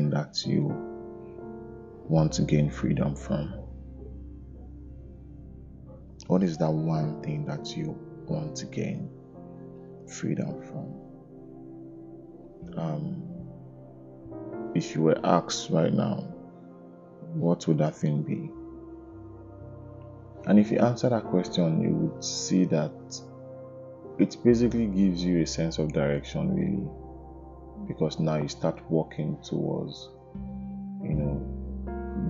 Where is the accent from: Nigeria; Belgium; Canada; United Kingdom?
Nigeria; growing up there was this sense of pride when it's Independence Day. You know, I remember me looking forward to, you know, Independence Day. I remember, you know, trying to get Nigerian flag